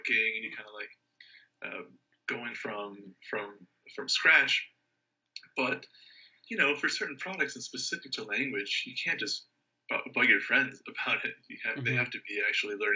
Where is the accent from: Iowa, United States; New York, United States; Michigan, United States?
Michigan, United States; I'm from Michigan too, which is basically Canada